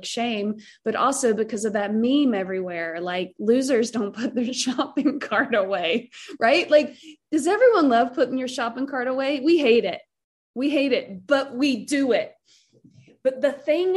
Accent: Southern, United States; accent: Southern; my accent, like start talking about stuffing and mac and cheese, and I'm like all of a sudden Southern again.

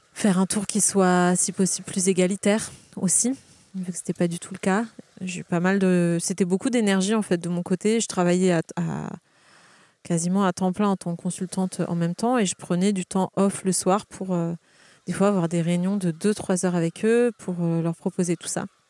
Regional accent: Carqueiranne, Provence-Alpes-Côte d'Azur, France; also born or lived in Hyères; je suis née à Hier, j'ai grandi à Carcane, une petite ville à côté. Euh, j'ai été au collège, au lycée à Hier

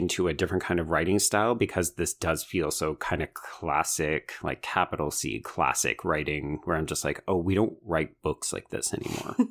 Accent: Alberta, Canada; growing up in Alberta

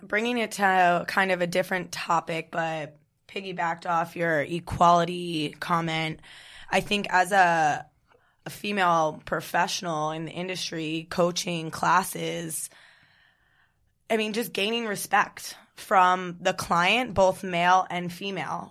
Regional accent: New Jersey, United States; also born or lived in Kentucky; Born and raised in New Jersey

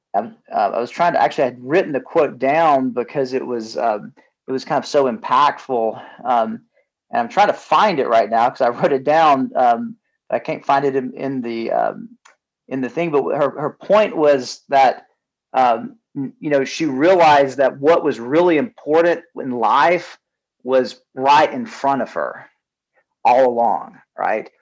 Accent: Southeast, United States; moved away as an adult; also born or lived in California; now in Atlanta, United States; we grew up in the Southeast

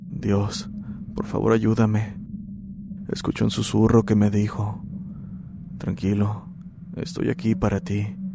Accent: Paraguay; soy de Paraguay. Este es mi relato.

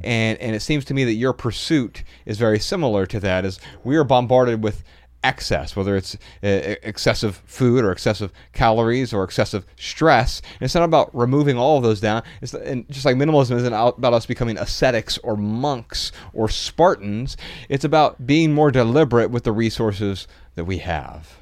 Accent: Dayton, Ohio, United States; also born or lived in Missoula, Montana; now in Southern California, United States; growing up in Dayton, Ohio, it's one of the cloudiest places you could be most of the year.

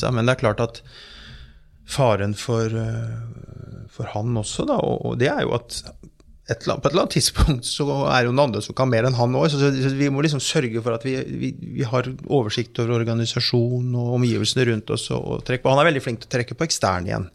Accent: Fredrikstad, Østfold, Norway; Jeg kommer fra Fredrikstad

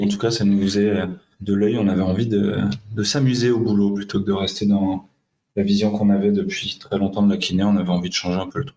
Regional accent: Le Mans, Pays de la Loire, France; moved away as an adult; now in Grenoble, France; je suis du Mans

